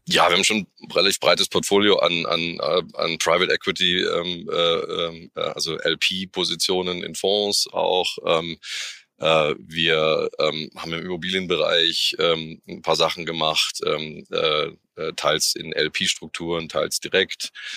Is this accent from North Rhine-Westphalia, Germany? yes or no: no; Munich, Bavaria, Germany; als Münchner